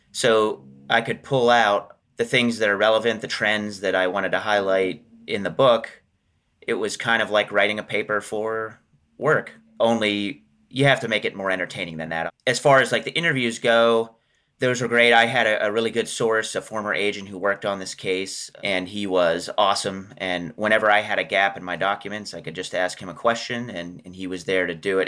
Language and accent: English; Johnstown, Pennsylvania, United States; moved away; I'm originally from Johnstown, Pennsylvania